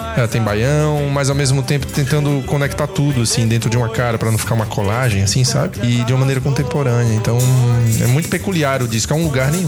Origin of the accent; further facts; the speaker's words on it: Aracaju, Sergipe, Brazil; accent: nordestino; moved away as an adult; now in Curitiba, Brazil; eu sou de Aracaju e vim a trabalho aqui e de repente, para ficar dois anos, as raízes curitibanas já fincaram meus pés aqui já há 10 anos